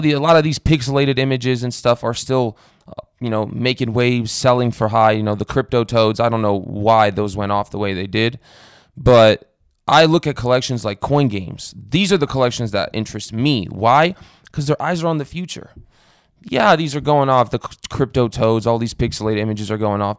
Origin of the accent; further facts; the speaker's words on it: Romania; moved away; I was born in Romania